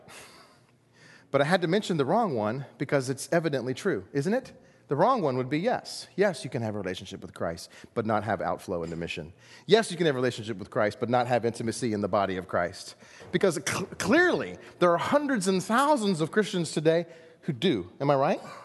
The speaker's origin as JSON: {"language": "English", "country": "United States", "said": "we're American"}